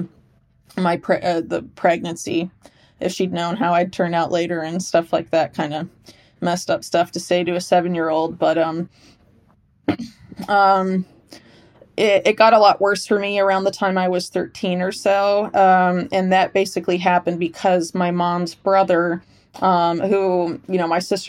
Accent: Sarasota, Florida, United States; I grew up in Sarasota, Florida.

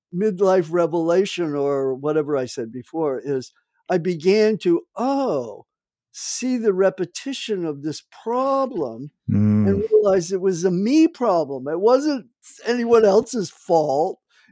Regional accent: New Jersey, United States; I grew up 20 miles in New Jersey from New York, and worked in Wall Street in my summer jobs when I was in a teenager.

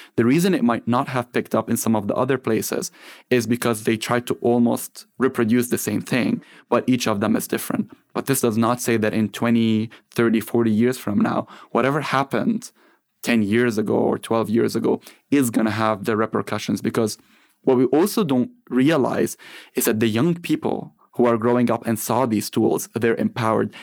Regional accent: Lebanon; moved away as an adult; now in United States; I grew up in Lebanon after the Civil War ended

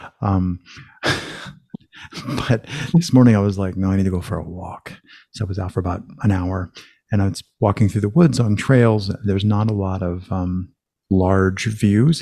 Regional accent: United States; I'm from the States

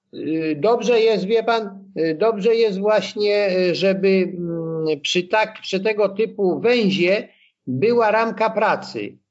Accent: Blachownia, Silesian Voivodeship, Poland; born or raised there

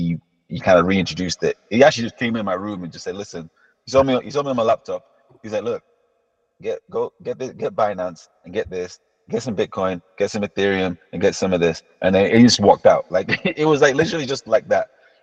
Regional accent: Tanzania; born there; also born or lived in Kuwait; I was born in Tanzania, and my dad's a doctor, I'm also, and then we moved to Kuwait actually first.

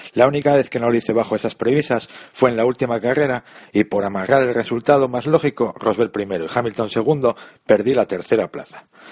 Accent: Gijón, Asturias, Spain; soy asturiano de Gijón

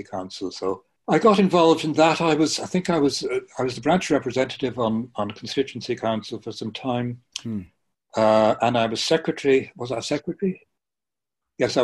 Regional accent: Bray, County Wicklow, Ireland; also born or lived in Belfast; I was brought up in Bray.

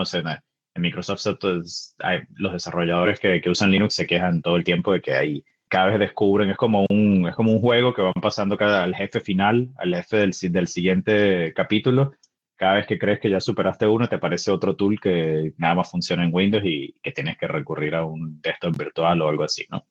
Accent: Venezuela; now in Seattle, United States; Soy venezolano, vivo en Seattle

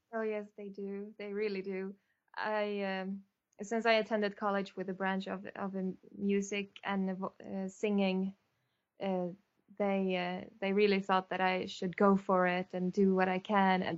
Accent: Sweden; I'm from Sweden

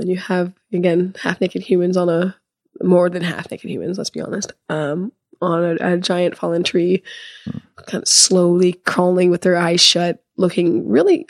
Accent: Seattle, Washington, United States; I'm from Seattle

